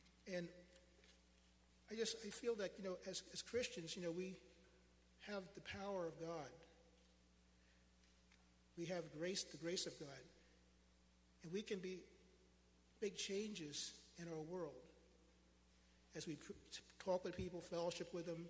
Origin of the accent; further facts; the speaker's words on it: United States; as an American, as a United States citizen, as an African American man